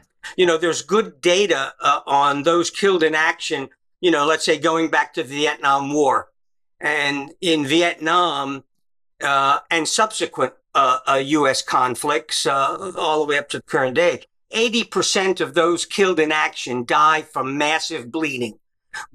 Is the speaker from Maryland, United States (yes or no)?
yes; Baltimore, Maryland, United States; moved away as an adult; also born or lived in New York / New Jersey; I was raised in Baltimore, Maryland.